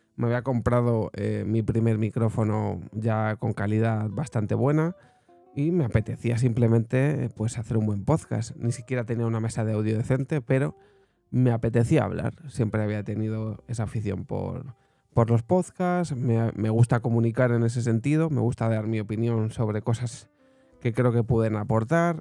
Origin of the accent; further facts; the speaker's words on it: Segovia, Castile and León, Spain; yo soy de Segovia